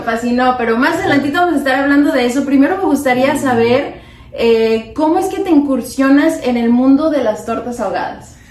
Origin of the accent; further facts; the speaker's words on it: Guadalajara, Jalisco, Mexico; now in Los Angeles, United States; como tapatíos